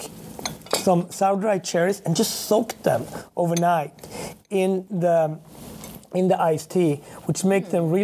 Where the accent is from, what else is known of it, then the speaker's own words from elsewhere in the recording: Sweden; also born or lived in Harlem, New York; now in New York, United States; I grew up in Sweden with my grandmother